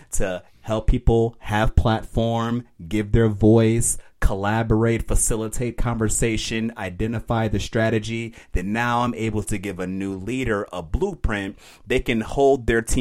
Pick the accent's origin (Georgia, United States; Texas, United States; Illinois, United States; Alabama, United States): Illinois, United States; Aurora; moved away as an adult; I'm from Aurora. I'm for Aurora. I was born and raised there